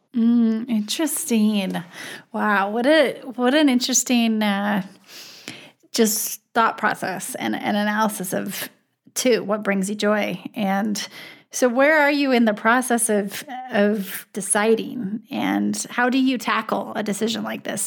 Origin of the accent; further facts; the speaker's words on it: Wyoming, United States; now in South Dakota, United States; I'm actually from Wyoming